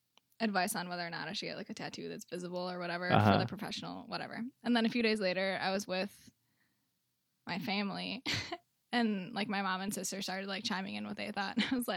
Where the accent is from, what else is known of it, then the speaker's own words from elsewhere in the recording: La Crosse, Wisconsin, United States; Love my hometown